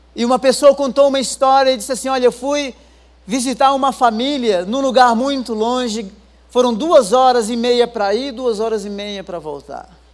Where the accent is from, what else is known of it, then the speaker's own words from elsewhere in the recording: Rio Grande do Norte, Brazil; also born or lived in interior of São Paulo / England; now in São Paulo, Brazil; Eu não sou daqui, eu sou lá do Rio Grande do Norte, lá das cabeceiras, né? Morei 10 anos no interior de São Paulo, depois morei 10 anos na Europa.